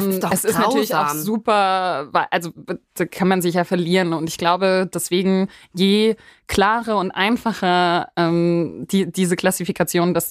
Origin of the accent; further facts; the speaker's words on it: Markelsheim, Baden-Württemberg, Germany; dort wo ich herkomme, also das ist, das ist im Taubertal, Markelsheim heißt der kleine Ort